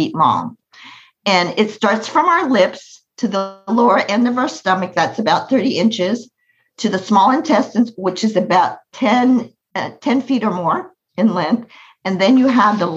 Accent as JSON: {"language": "English", "country": "United States", "tie": "born or raised there", "said": "I was born in America. I was born in America."}